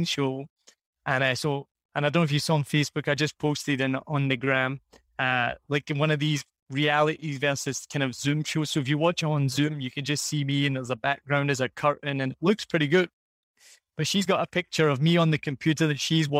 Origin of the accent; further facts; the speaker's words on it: Scotland, United Kingdom; accent: Scottish; moved away as an adult; also born or lived in Rhode Island, United States; now in Vietnam; I lived here 4 years. I'm from Scotland.